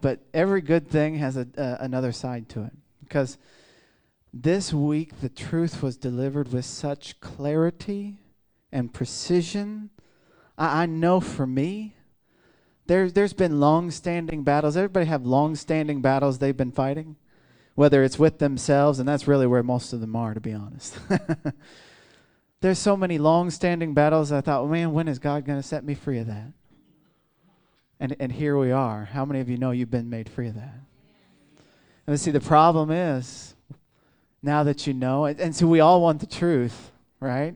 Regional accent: Midwest, United States; I'm from the Midwest

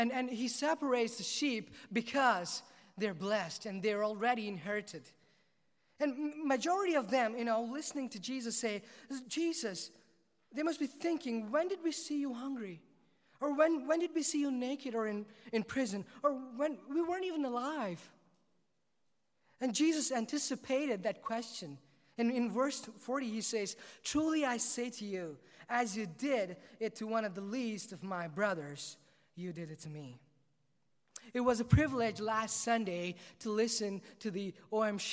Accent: South India, India; I was born and raised in South India

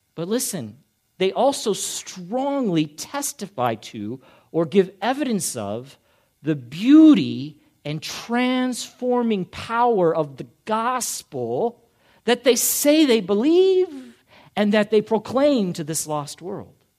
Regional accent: United States; as an American living here in this country

